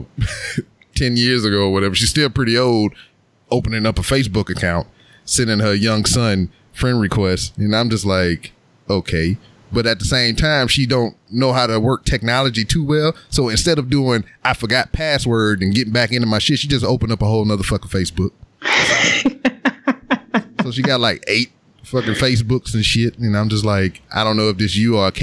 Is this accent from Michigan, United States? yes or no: no; Louisiana, United States; now in Houston, United States; I'm from Louisiana and they speak a whole bunch of Creole, like the older members of my family do.